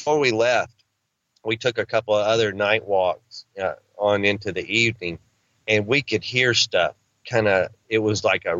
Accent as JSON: {"language": "English", "region": "Arkansas", "country": "United States", "said": "I'm a country boy. I'm from Arkansas."}